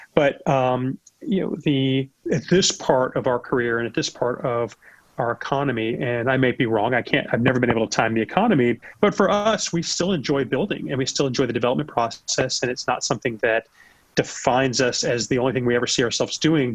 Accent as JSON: {"language": "English", "country": "United States", "said": "I'm an American"}